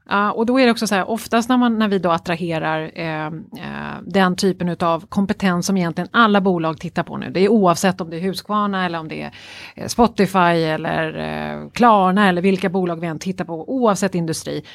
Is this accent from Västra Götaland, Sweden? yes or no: no; Stockholm, Stockholm County, Sweden; jag är ju löjligt förälskad i min hemstad Stockholm. Mm. Eh, jag är ju verkligen det, mm. född och uppvuxen här.